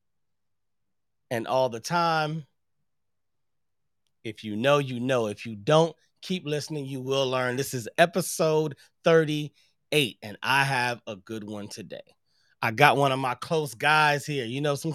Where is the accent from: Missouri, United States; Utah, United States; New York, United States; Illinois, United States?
Missouri, United States; St. Louis; now in Los Angeles, United States; I'm originally from St. Louis